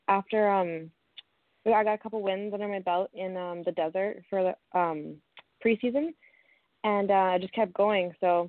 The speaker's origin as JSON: {"language": "English", "town": "Kitchener", "region": "Ontario", "country": "Canada", "moved": "as an adult", "lives_now": "British Columbia, Canada", "said": "it's a small world that we're both from Ontario."}